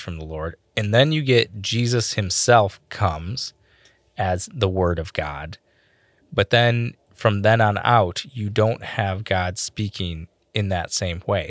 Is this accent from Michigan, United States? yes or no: yes; Michigan, United States; accent: Michigan; my Michigan accent